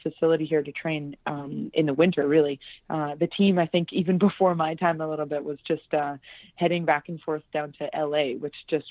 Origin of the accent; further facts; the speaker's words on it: Vancouver, British Columbia, Canada; I come from Vancouver, and I have three older brothers